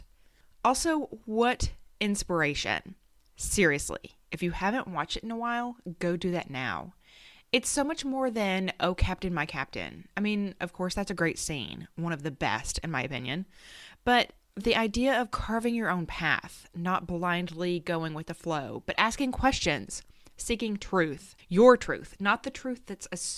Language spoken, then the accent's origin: English; Southeast United States, United States; I grew up in the Southeast United States